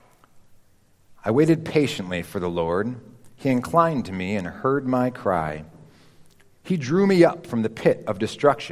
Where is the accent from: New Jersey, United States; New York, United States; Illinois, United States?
Illinois, United States; Chicago; moved away; I grew up in Chicagoland